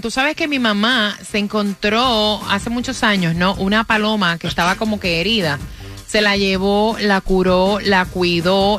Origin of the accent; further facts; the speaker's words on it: Dominican Republic; Yo soy dominicana